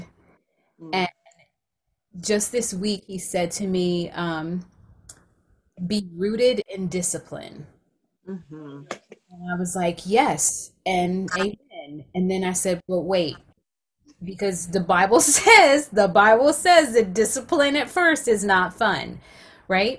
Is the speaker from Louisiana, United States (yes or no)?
no; South Carolina, United States; I'm from South Carolina